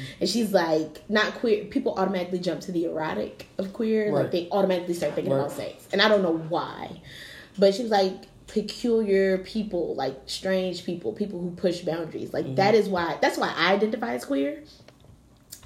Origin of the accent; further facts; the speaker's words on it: Philadelphia, Pennsylvania, United States; I grew up in West Philly